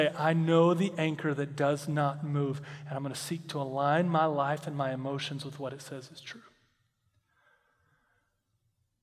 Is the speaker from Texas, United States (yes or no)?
yes; Texas, United States; I grew up in Texas